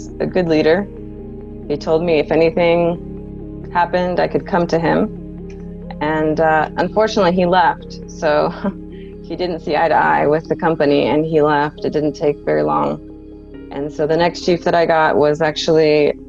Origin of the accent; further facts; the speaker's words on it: San Diego, California, United States; My father did work at a shipyard as I was growing up in San Diego, California.